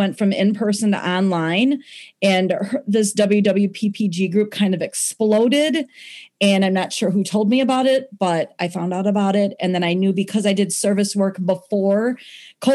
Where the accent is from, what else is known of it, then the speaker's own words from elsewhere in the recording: Gurnee, Illinois, United States; I'm from Gurnee, Illinois